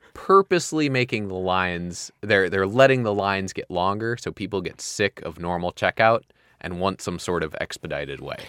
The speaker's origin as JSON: {"language": "English", "region": "Midwest", "country": "United States", "tie": "born or raised there", "said": "I grew up in the Midwest where, you know, it was winter for six months"}